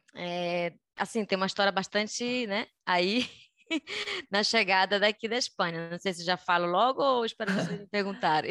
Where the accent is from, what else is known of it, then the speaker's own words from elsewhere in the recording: Belém, Pará, Brazil; moved away as an adult; also born or lived in Rio de Janeiro, Brazil; now in Madrid, Spain; eu sou de Belém do Pará, nascida e crescida é, até os 18 anos, quando eu fui embora de Belém.